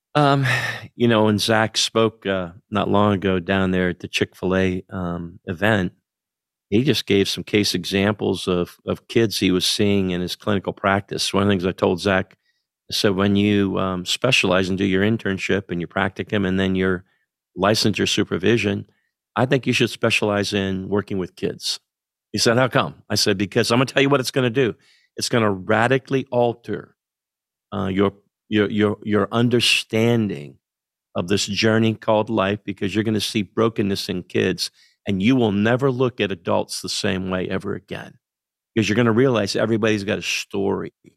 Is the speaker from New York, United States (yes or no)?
no; central Pennsylvania, United States; moved away as an adult; grew up in central Pennsylvania